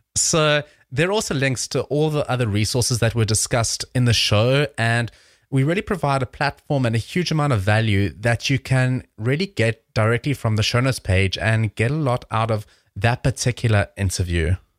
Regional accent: South Africa; moved away; I'm originally from South Africa.

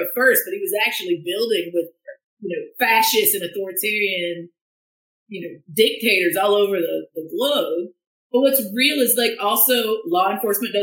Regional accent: central Appalachia, United States; my sort of central Appalachian roots

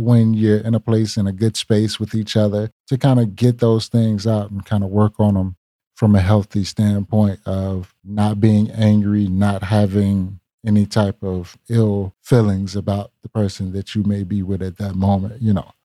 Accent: Lancaster, South Carolina, United States; accent: country; moved away as an adult; now in Charlotte, United States; I am originally from Lancaster, South Carolina

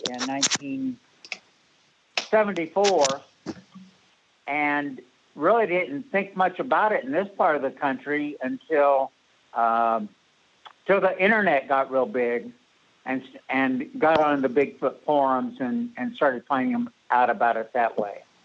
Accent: Pacific Northwest, United States; also born or lived in Springfield, Oregon; now in Illinois, United States; I was born and raised in the Pacific Northwest

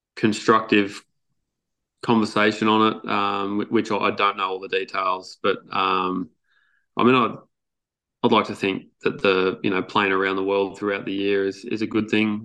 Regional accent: Australia; just being an Australian

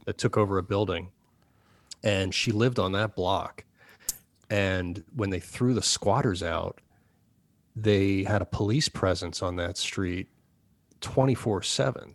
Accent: Chatham, New Jersey, United States; moved away as an adult; also born or lived in New York; now in Los Angeles, United States; in the part of Jersey where I grew up, I grew up in Chatham

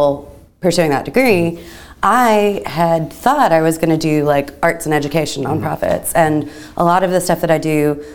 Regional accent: Chattanooga, Tennessee, United States; I grew up in Chattanooga

